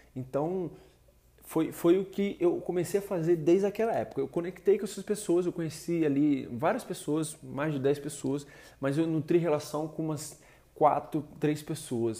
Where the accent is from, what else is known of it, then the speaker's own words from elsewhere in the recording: Rio de Janeiro, Brazil; sou do Rio de Janeiro